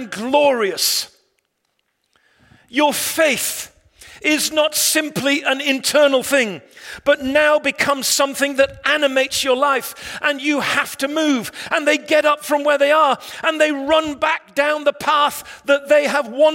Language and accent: English; England, United Kingdom; I'm an Englishman